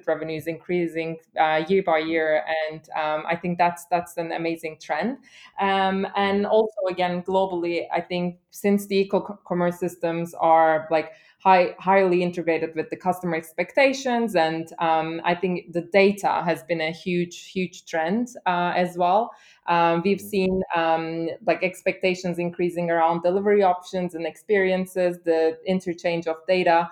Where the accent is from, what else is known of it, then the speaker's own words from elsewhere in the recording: Istanbul, Turkey; also born or lived in London, United Kingdom / Germany; now in Hamburg, Germany; I'm originally from Istanbul and have studied German and have been living in London for some time